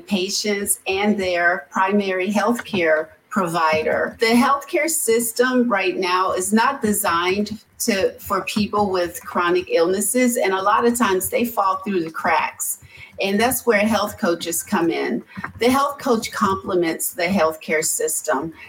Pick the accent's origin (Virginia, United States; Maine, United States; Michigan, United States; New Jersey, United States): Virginia, United States; Hampton; also born or lived in Raleigh, North Carolina; now in Hampton, United States; I'm originally from Hampton, Virginia. I've lived in the Raleigh, North Carolina area for over 30 years. And so I've recently come back home.